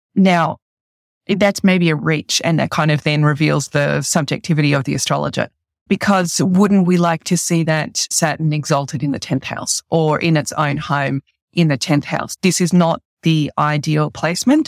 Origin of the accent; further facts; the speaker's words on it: Australia; as an Australian